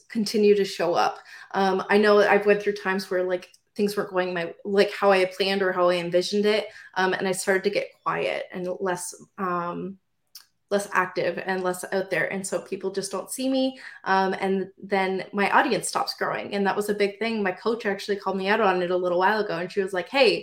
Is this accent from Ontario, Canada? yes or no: yes; Windsor, Ontario, Canada; I am from Windsor, Ontario.